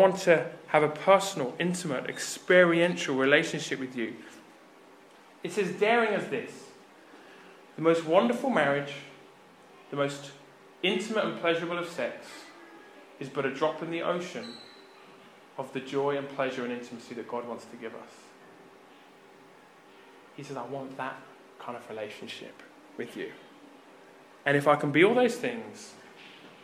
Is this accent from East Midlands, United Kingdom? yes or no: no; Birmingham, West Midlands, United Kingdom; I grew up in Birmingham in the UK.